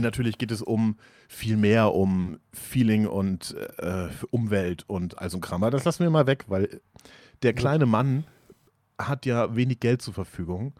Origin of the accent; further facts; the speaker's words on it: Germany; als Deutscher